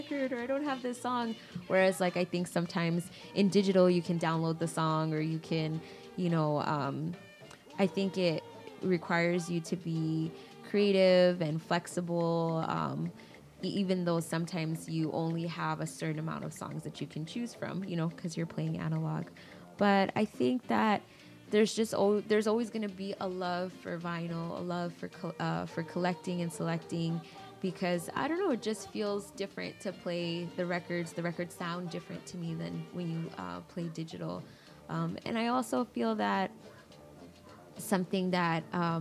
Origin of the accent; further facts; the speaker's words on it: New York City, New York, United States; now in Chicago, United States; I grew up in New York. I grew up in Queens, New York, Elmhurst